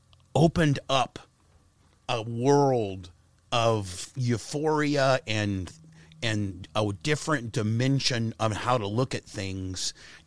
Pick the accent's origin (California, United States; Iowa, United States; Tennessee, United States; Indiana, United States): Indiana, United States; Warsaw; I was from Warsaw, Indiana, and, like, weed was a gateway drug.